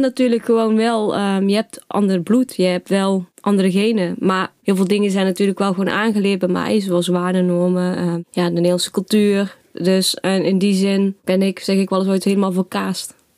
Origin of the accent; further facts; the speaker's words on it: Nuland, North Brabant, Netherlands; also born or lived in China; now in Zutphen, Netherlands; ik ben opgegroeid in Nuland, een dorpje in Brabant dichtbij Den Bosch